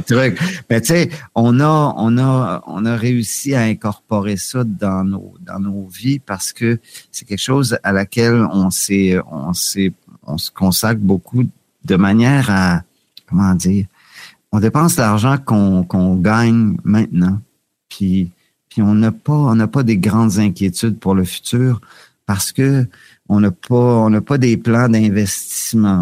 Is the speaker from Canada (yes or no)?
yes; Quebec, Canada; now in Thailand; en tant que Québécois